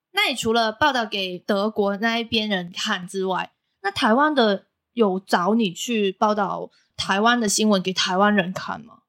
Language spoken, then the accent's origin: Chinese; Macau; now in Taiwan; 我是来自澳门的